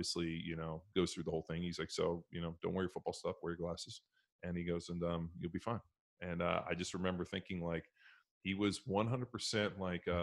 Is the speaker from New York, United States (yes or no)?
no; San Francisco area, Northern California, United States; moved away as an adult; also born or lived in Orange County, California; now in Austin, United States; growing up in Northern California, San Francisco area.